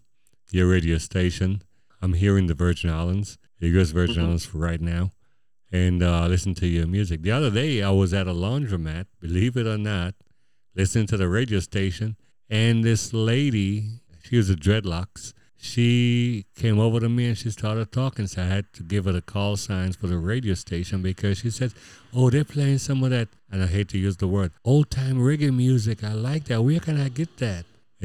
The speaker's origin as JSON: {"language": "English", "town": "Houston", "region": "Texas", "country": "United States", "tie": "born or raised there", "said": "Those of us who are at least 65 years and younger, we grew up in Houston from the 1980s"}